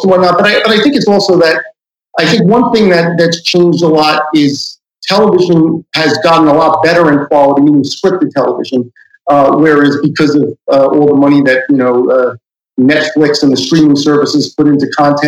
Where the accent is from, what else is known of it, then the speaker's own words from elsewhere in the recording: New York City, New York, United States; also born or lived in Manhattan; I live in Manhattan now, but I grew up in Queens